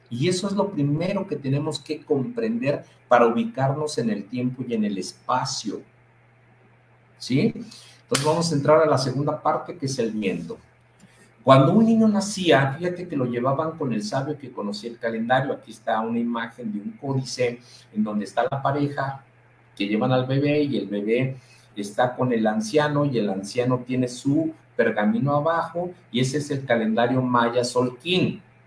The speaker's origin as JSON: {"language": "Spanish", "country": "Mexico", "said": "nosotros como mexicanos"}